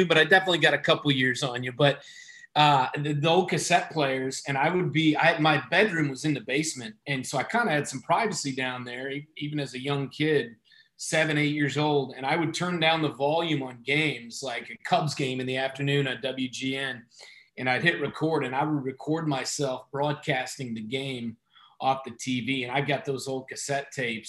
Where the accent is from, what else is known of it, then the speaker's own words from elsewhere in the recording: Kansas, United States; growing up in Kansas